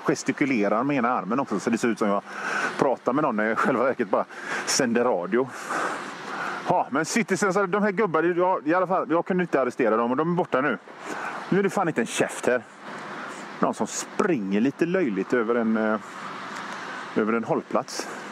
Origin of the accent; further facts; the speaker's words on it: Gothenburg, Västra Götaland, Sweden; jag är från Göteborg